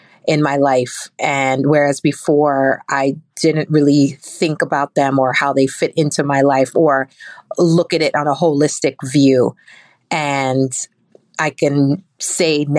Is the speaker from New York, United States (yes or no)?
yes; New York City, New York, United States; I'm from Brooklyn, New York